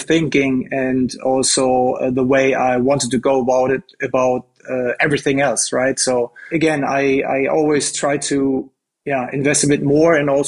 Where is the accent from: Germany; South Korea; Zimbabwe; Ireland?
Germany; I grew up in Germany, a German boy playing football pretty much all my life